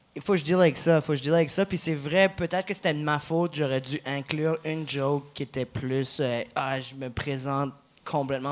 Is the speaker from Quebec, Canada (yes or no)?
no; New Brunswick, Canada; accent: Acadian; Chiac; first language Chiac; je viens du Nouveau-Brunswick